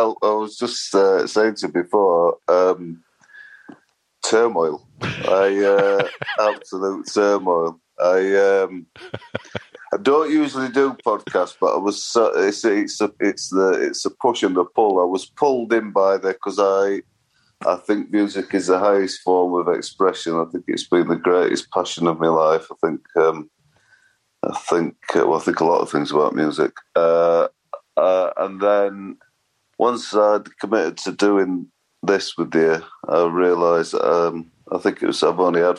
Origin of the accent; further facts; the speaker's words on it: Sheffield, Yorkshire and the Humber, United Kingdom; I was brought up in Sheffield and my grandma died when I was around 10, so we moved as a family from a rather less salubrious area to posh Sheffield.